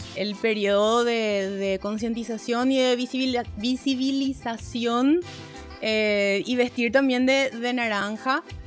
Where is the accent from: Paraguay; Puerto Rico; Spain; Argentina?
Paraguay; accent: Paraguayan; nuestra tonada, así de paraguayo